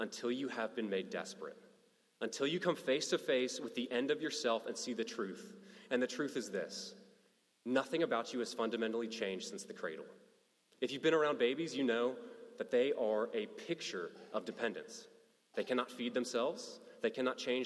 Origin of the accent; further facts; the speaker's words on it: Kentucky, United States; I'm a kid from Kentucky